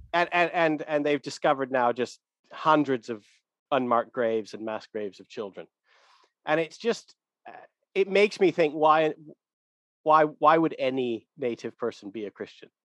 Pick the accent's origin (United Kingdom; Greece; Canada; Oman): Canada; I'm originally from Canada